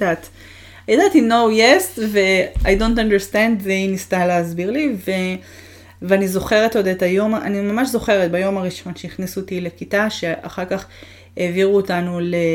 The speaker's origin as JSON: {"language": "Hebrew", "country": "Israel", "tie": "born or raised there", "also_born_or_lived": "Montreal, Canada", "moved": "as an adult", "said": "הגעתי מהארץ שידעתי אפס אנגלית"}